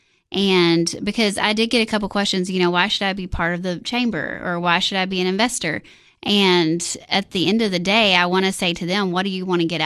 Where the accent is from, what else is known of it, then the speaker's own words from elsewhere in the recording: Monterey, Tennessee, United States; moved away as an adult; also born or lived in Nashville, Tennessee; I grew up in Monterey on hog, tobacco, and cattle farm, and all of our families here